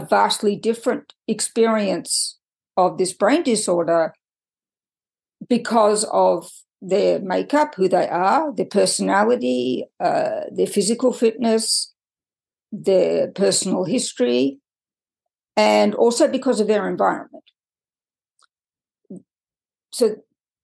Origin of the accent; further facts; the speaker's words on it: Australia; moved away as an adult; also born or lived in United Kingdom / France; now in United States; I was born and raised in Australia, and I've done nothing to get rid of my accent